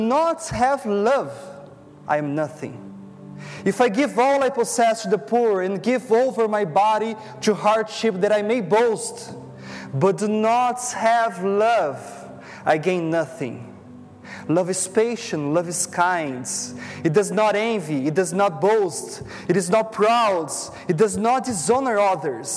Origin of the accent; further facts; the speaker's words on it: Brazil; English is a second language; moved away as an adult; now in Toronto, Canada; I'm from Brazil, and my wife and I, we have moved here like 1 year ago